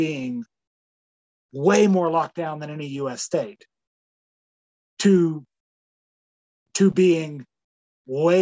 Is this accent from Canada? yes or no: yes; Canada